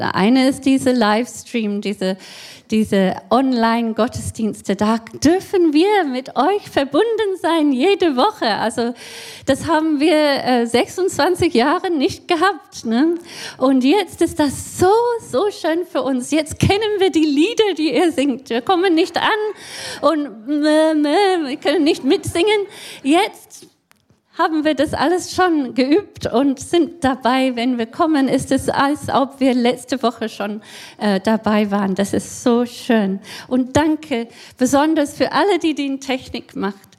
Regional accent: Scotland, United Kingdom; German is a second language; moved away as an adult; also born or lived in Pforzheim, Germany; now in Namibia; ich bin ja kein äh, Deutsche. Äh, ich komme aus Schottland ursprünglich und bin mit 22 hier äh, als Studentin gekommen

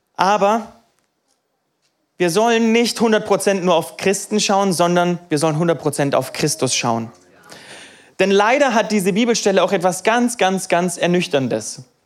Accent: Niefern-Öschelbronn, Baden-Württemberg, Germany; ich bin aufgewachsen in Niefern

